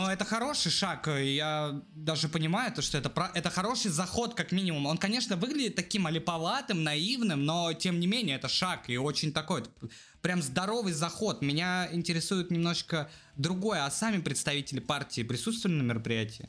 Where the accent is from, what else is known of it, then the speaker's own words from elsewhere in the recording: Russia; мы из России